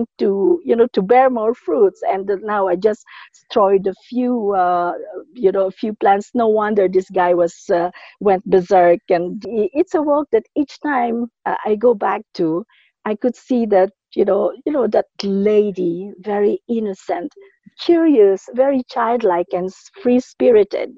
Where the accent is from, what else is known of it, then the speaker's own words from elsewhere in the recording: Philippines; moved away as an adult; also born or lived in Dubai, United Arab Emirates; now in Dar es Salaam, Tanzania; my childhood, growing up in the Philippines